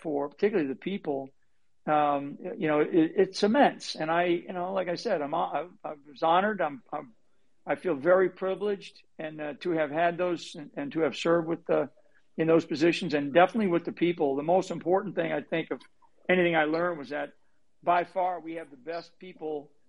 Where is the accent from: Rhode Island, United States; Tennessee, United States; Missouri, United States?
Rhode Island, United States; I'm from up in the state of Rhode Island